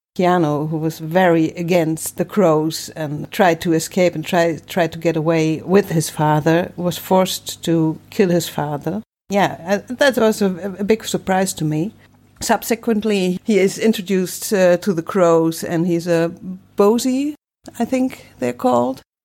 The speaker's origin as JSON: {"language": "English", "country": "Germany", "moved": "yes", "lives_now": "Netherlands", "said": "I'm not from the Netherlands. I'm from Germany, actually"}